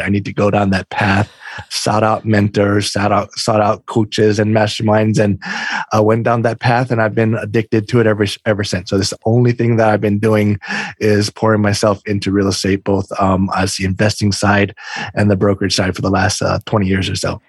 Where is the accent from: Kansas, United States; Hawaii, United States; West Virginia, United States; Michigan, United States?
Hawaii, United States; Oahu; moved away as an adult; now in East Coast, United States; I'm I'm from Hawaii originally, born and raised uh, in the islands, uh, Oahu